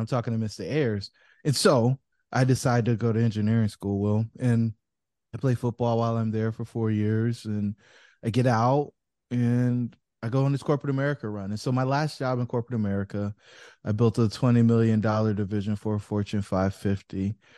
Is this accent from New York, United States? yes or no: no; Fayetteville, North Carolina, United States; I grew up in Fayetteville, North Carolina, where I did a bunch of stuff